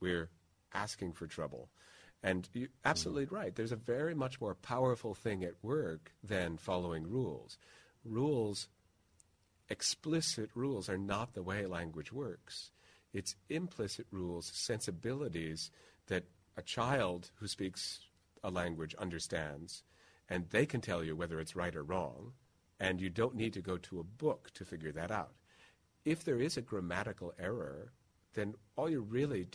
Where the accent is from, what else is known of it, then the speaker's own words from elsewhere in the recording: Midwest, United States; being a Midwesterner